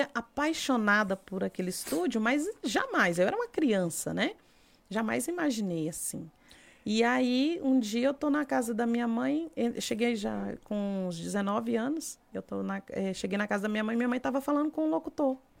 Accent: Brasília, Federal District, Brazil; also born or lived in Luziânia, Goiás; a família, por a parte da minha é mãe é toda da cidade de Lusiane e nós morávamos, em, Brasília

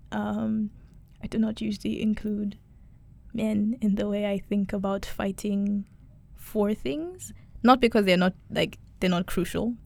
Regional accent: Kenya; I'm Kenyan, I'm East African

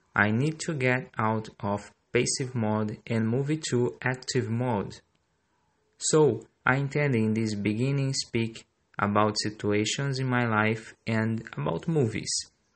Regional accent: Brazil; English is a second language; I'm Brazilian

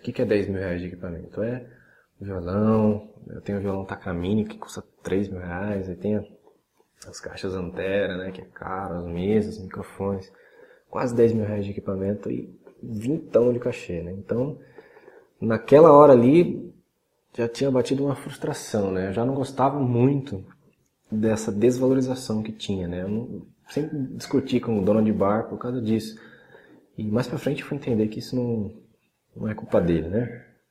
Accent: Salto, São Paulo, Brazil; also born or lived in Cotia, São Paulo / Vargem Grande Paulista, São Paulo; a gente voltou para a cidade de Salto, no interior de São Paulo, que é onde eu estou até hoje.

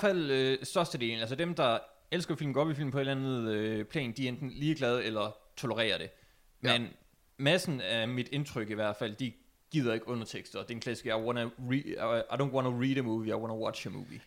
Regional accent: Denmark; som dansker

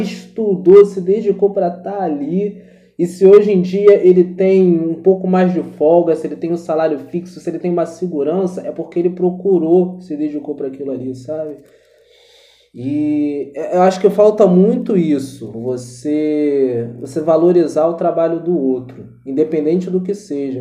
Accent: Rio de Janeiro, Brazil; accent: carioca; Uma coisa que eu tive que aprender muito a disfarçar foi o sotaque de carioca

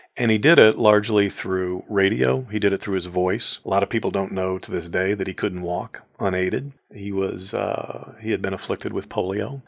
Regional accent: Mansfield, Ohio, United States; I grew up in Mansfield, Ohio

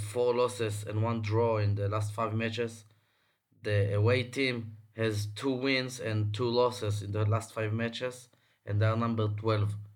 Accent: Tel Aviv, Tel Aviv District, Israel; I'm from Tel Aviv, recording for my house

